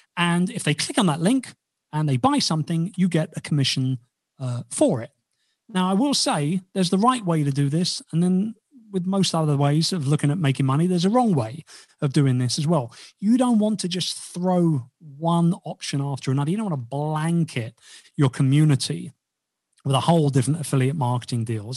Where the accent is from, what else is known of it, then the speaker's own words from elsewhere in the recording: United Kingdom; I'm about as un-British as a Brit as you'll ever meet